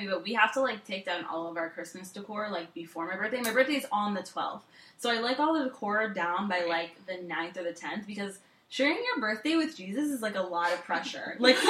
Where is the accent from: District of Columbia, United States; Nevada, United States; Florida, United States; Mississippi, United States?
Florida, United States; Orlando; I grew up in Orlando